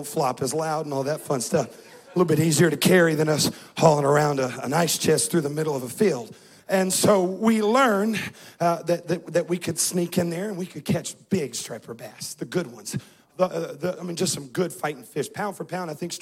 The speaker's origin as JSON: {"language": "English", "region": "Southern California", "country": "United States", "tie": "born or raised there", "moved": "yes", "said": "I grew up in California"}